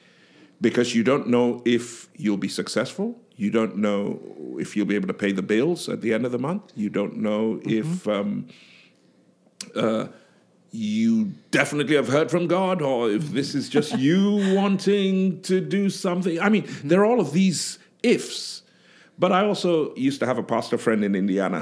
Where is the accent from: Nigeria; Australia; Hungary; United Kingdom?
Nigeria; I am Nigerian